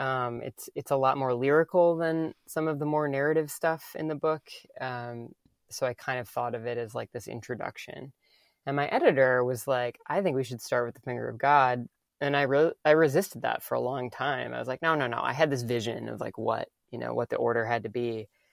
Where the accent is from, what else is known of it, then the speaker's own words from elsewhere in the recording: the Midwest, Madison area, Wisconsin, United States; moved away as an adult; now in New York, United States; Growing up in the Midwest, like, farm family